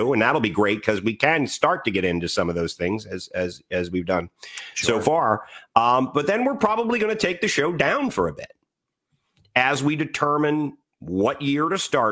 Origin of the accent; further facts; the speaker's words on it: Washington, District of Columbia, United States; I grew up in the Washington, D.C. area, history all around me